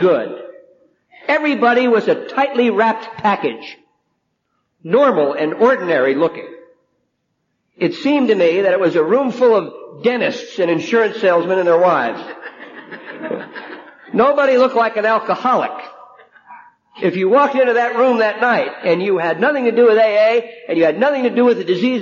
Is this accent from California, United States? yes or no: no; New Jersey, United States; now in Pasadena, United States; I'm from New Jersey